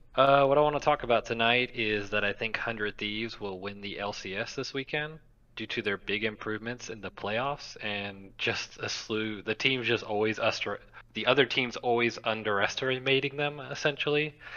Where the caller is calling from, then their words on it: Gulf Shores, Alabama, United States; I'm calling from Gulf Shores, Alabama.